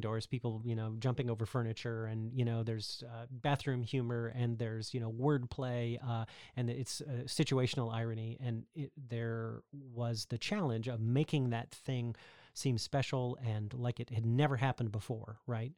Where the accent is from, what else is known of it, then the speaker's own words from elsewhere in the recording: Texas, United States; I'm actually from Texas